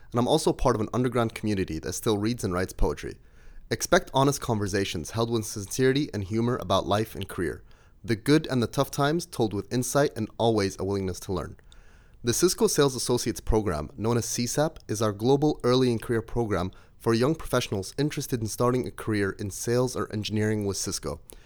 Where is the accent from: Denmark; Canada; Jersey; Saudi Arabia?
Saudi Arabia; moved away as an adult; also born or lived in Jordan / United Kingdom; now in Amsterdam, Netherlands; Born and raised in Saudi Arabia, educated in the U K, and now based in Amsterdam.